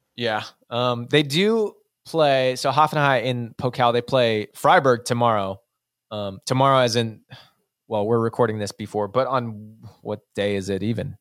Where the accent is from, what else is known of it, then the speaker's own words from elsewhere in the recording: United States; an American, like we are